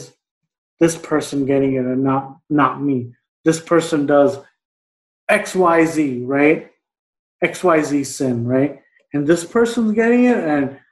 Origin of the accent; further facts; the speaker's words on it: New York, United States; I'm from New York